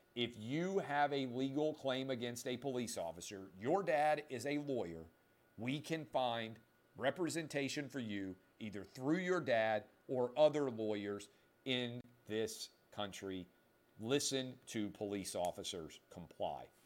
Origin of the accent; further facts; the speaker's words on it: Nashville, Tennessee, United States; I grew up in Nashville